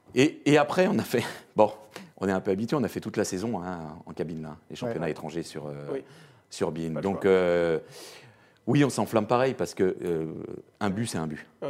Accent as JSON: {"language": "French", "country": "France", "said": "je suis français"}